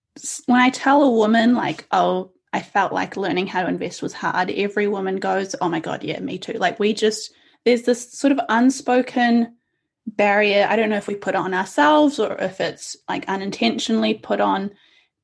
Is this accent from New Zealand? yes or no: yes; New Zealand; also born or lived in India; I came to New Zealand when I was 2 years old with my parents, and we came from India